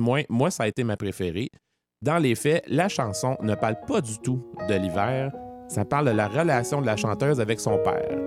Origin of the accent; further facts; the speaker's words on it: Quebec, Canada; nous, les Québécois, on connaît ça et on le vit pleinement